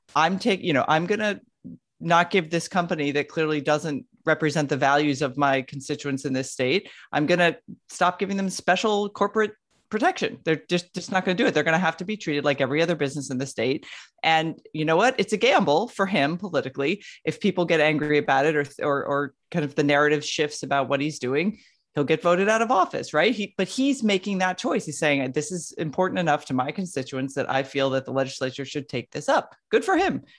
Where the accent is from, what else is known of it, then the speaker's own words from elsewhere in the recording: Florida, United States; having been born and raised in Florida